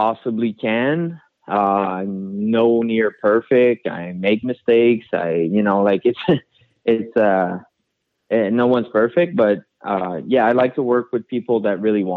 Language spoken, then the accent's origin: English; Canada; now in United States; being a Canadian